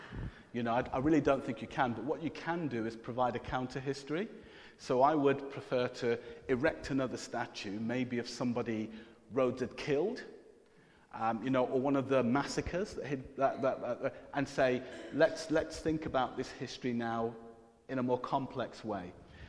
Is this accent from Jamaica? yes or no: yes; Jamaica; I'm Jamaican, so you always have more than one job as a Jamaican. It's kind of a tradition.